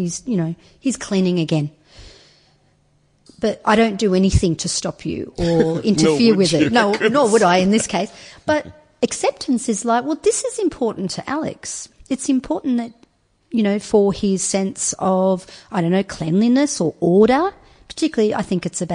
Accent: Turkey; now in Australia; I wasn't born in Australia. I was born in Turkey and was brought up in a Muslim household

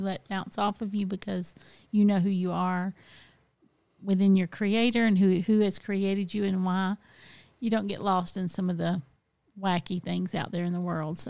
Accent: the South, United States; growing up in the South, I mean, look, my relatives were always living in trailers

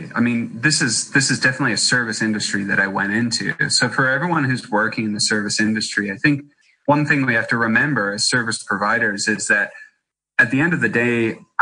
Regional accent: Kansas, United States; also born or lived in Darling Downs, Queensland, Australia; I grew up as my brother and I, as kids, we ended up traveling between our farm in Kansas that my mom and dad owned and operated, and a wheat farm

